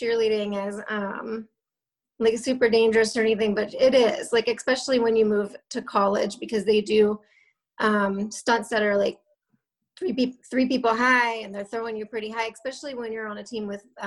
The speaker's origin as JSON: {"language": "English", "town": "Jacksonville", "region": "Florida", "country": "United States", "tie": "born or raised there", "also_born_or_lived": "Lynchburg, Virginia", "lives_now": "Fernandina Beach, United States", "said": "Grew up in Jacksonville, Florida"}